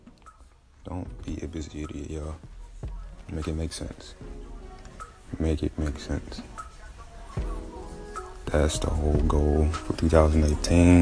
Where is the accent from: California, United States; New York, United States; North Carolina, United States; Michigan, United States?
Michigan, United States; Taylor; also born or lived in Detroit, Michigan; I'm from Michigan, Downriver, Michigan, from Taylor, Woodhaven area, the older spots I grew up